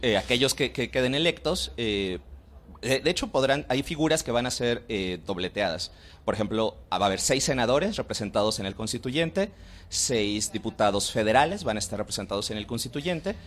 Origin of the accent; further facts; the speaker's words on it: Mexico City, Mexico; como capitalinos, como mexiqueños, como chilangos